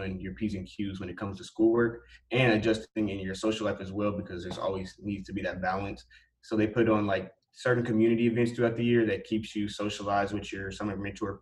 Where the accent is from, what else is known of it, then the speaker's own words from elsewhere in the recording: Indianapolis, Indiana, United States; I'm from Indianapolis, Indiana, and I'm a junior here at Purdue